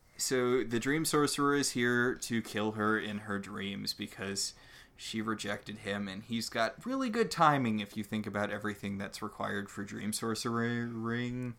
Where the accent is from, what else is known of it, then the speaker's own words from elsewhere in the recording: New England, United States; I grew up in New England